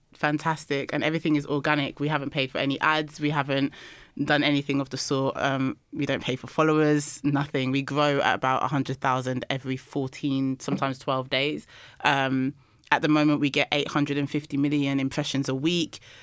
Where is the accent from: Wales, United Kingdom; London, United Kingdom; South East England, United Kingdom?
London, United Kingdom; I'm from London